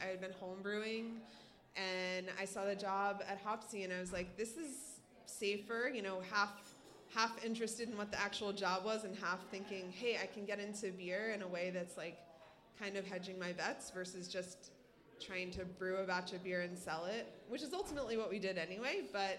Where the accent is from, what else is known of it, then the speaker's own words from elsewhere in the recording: Pennsylvania, United States; I grew up in Pennsylvania, but my parents were New Yorkers.